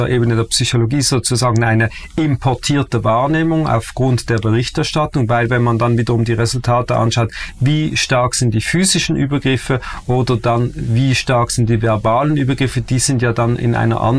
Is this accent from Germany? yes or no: no; Switzerland; Und in diesem Rassismusproblem sind wir als Schweizer Juden sozusagen auch betroffen